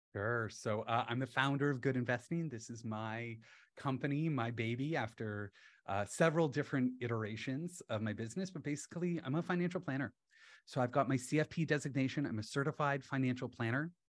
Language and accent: English; London, Ontario, Canada; moved away as an adult; also born or lived in Halifax, Nova Scotia / Sweden; now in Toronto, Canada; I grew up in London, Ontario, with my dad in the investment industry